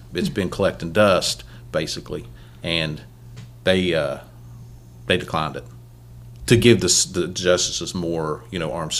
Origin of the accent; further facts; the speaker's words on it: Chesapeake, Ohio, United States; we're from Chesapeake, Ohio, and I'm in Orlando, Florida.